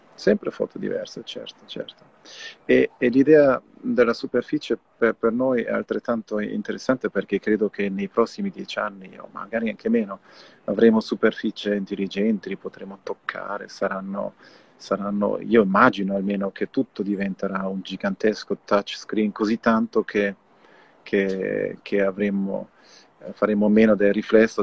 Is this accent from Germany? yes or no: yes; Germany; io sono tedesco